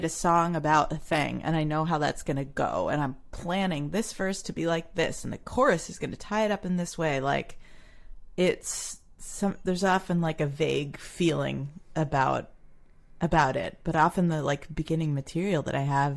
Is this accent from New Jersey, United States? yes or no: yes; New Jersey, United States; I grew up in New Jersey. I was born in Paterson and grew up in some towns south of there.